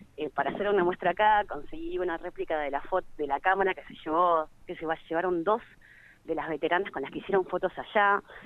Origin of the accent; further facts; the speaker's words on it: Río Gallegos, Santa Cruz, Argentina; es para mi pueblo, y es para gallegos